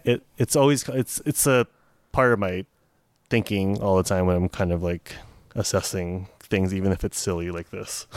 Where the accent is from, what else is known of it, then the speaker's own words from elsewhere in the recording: Fremont, California, United States; growing up in Fremont, I obviously don't know anything about the hood